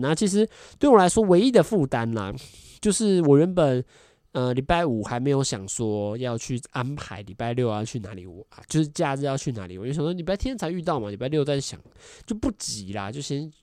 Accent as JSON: {"language": "Chinese", "country": "Taiwan", "said": "我是来自台湾的"}